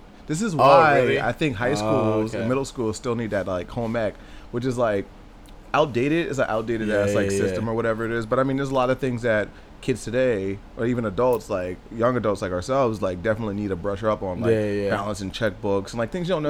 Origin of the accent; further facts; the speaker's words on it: New Jersey, United States; I'm from Jersey